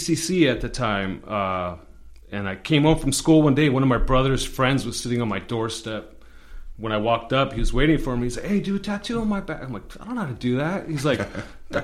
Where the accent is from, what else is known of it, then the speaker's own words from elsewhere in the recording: Covina, California, United States; I grew up mostly in Covina